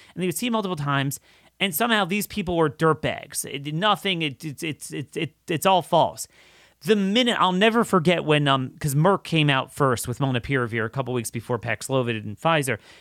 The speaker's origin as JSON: {"language": "English", "country": "United States", "said": "I'm an American."}